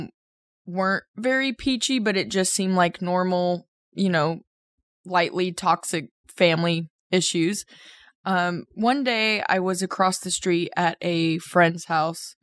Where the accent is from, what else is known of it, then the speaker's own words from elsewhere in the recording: The Colony, Texas, United States; In the colony, Texas. So just a suburb right outside of Dallas